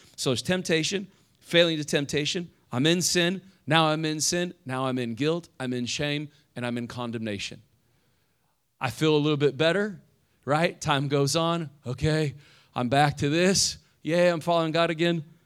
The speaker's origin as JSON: {"language": "English", "region": "Indiana", "country": "United States", "moved": "yes", "lives_now": "South Florida, United States", "said": "I'm from Indiana"}